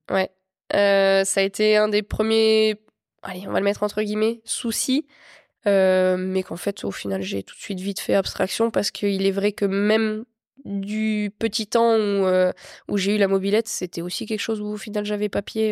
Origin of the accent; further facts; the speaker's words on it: Meuse, Lorraine, Grand Est, France; J'étais dans l'Est, je suis originaire de l'Est, en Lorraine, en Meuse même précisément. Et j'ai toujours été là-bas et j'ai grandi là-bas.